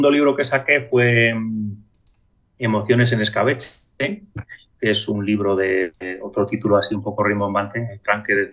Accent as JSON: {"language": "Spanish", "town": "Molina", "country": "Spain", "also_born_or_lived": "Aragon", "said": "en mi pueblo, en Molina"}